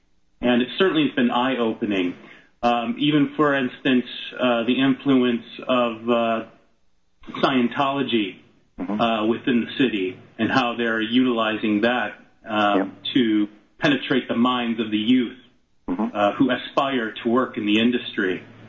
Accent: Detroit, Michigan, United States; now in Southern California, United States; I grew up in Detroit and I live in Southern California, close to the media machine, Hollywood.

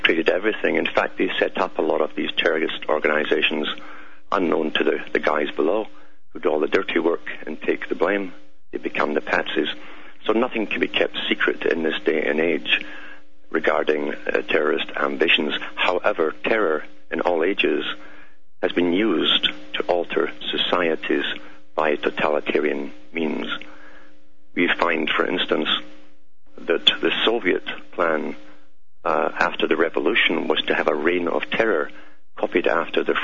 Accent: Scotland, United Kingdom; If you're wondering about my accent, it's because I'm from Scotland, born and bred there, and raised there.

